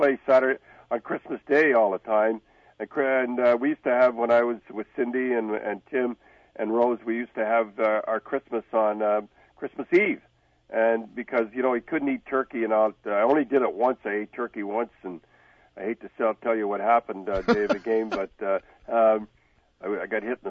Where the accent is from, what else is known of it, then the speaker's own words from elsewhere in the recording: Canada; we're Canadian